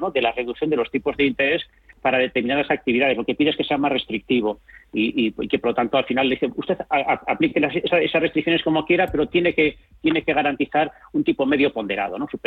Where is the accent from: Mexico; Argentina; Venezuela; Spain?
Spain